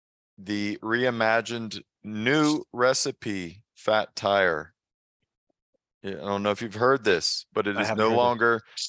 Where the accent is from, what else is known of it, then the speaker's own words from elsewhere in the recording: South Carolina, United States; Bo and I used to rip and shred in the streets of my hometown in South Carolina back when we were teenagers.